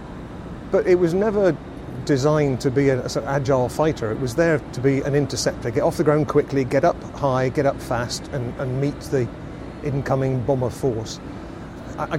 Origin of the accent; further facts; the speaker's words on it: Glasgow, Scotland, United Kingdom; Growing up in Glasgow, my mum and dad's house was right under the approach path to Glasgow Airport